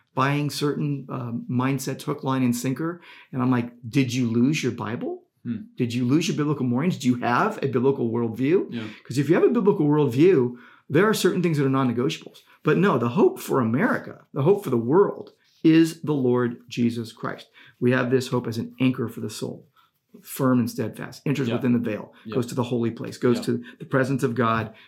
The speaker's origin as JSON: {"language": "English", "country": "United States", "said": "I'm an American."}